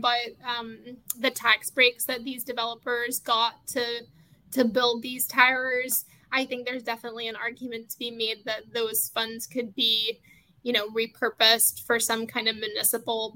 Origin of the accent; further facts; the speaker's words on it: United Kingdom; now in United States; being from the UK myself